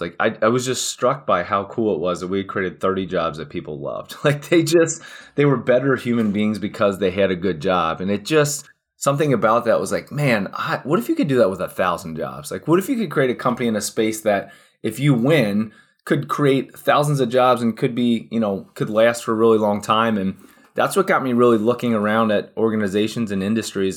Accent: Cincinnati, Ohio, United States; born and raised in Cincinnati, Ohio, still here today, actually.

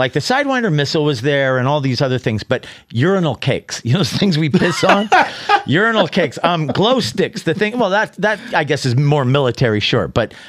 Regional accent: Ridgecrest, California, United States; also born or lived in San Diego, California; I was born in China Lake / Ridgecrest. If you're from California, you know that that's near the butthole of America.

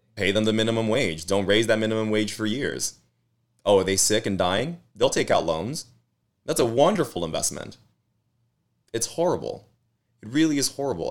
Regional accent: Los Angeles, California, United States; I grew up in East L A, Boyle Heights

